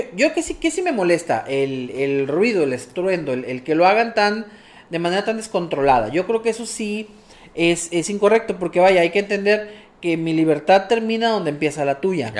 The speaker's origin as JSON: {"language": "Spanish", "country": "Mexico", "said": "nosotros como mexicanos"}